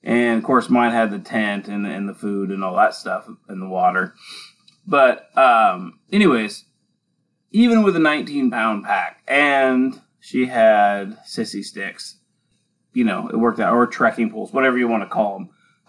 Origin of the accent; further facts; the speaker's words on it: Western Washington, United States; growing up in Western Washington